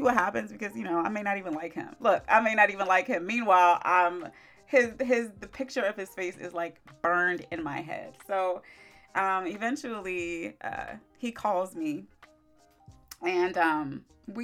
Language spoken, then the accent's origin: English; Maryland, United States; also born or lived in Orlando, Florida; I came back home to Maryland